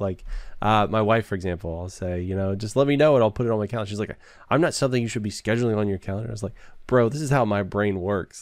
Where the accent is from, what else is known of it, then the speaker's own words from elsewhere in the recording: Texas, United States; I'm from Texas. I live in Texas